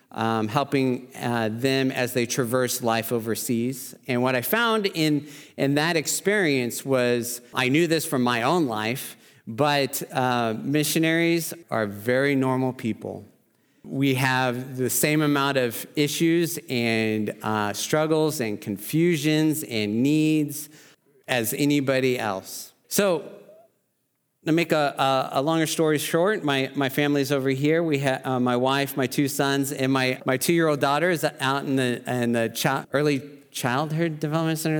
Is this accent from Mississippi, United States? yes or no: no; Oklahoma, United States; I'm from Oklahoma